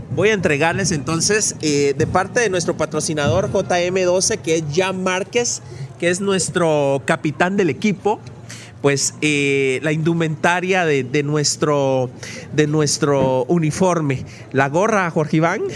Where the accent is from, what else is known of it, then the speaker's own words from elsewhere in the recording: Mixco, Guatemala Department, Guatemala; aquí en Misco, en el lugar donde yo nací, en el lugar donde yo crecí y aquí donde yo vivo